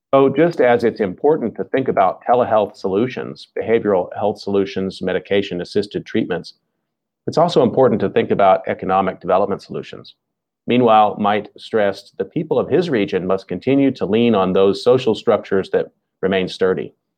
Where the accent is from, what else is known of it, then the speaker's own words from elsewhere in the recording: Dallas, Texas, United States; I grew up in the Dallas-Fort Worth Metroplex area